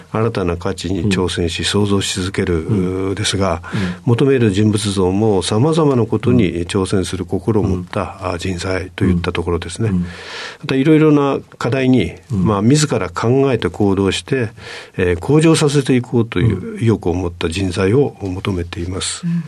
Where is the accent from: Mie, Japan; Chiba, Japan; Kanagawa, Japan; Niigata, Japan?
Chiba, Japan; 出身は千葉県です